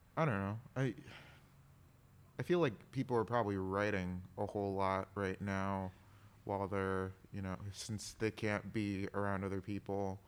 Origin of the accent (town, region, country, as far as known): Milwaukee, Wisconsin, United States; born or raised there